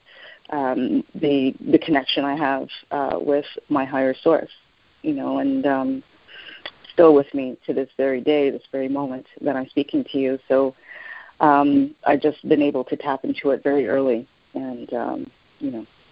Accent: Montreal, Quebec, Canada; also born or lived in Jamaica / Toronto; growing up in Montreal was wonderful

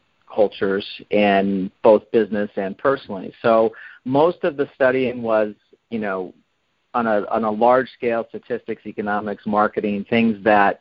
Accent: Iowa, United States; now in Los Angeles, United States; I was raised in Iowa in a very strict upbringing

